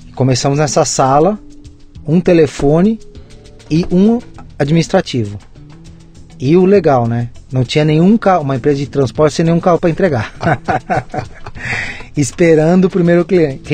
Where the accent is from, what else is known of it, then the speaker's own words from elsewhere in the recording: São Paulo, Brazil; moved away as an adult; now in Jundiaí, Brazil; hoje eu moro em Jundiaí, no interior, mas eu sou nascido e criado em São Paulo, na capital, no interior, na Zona Leste, São Sim. Miguel Paulista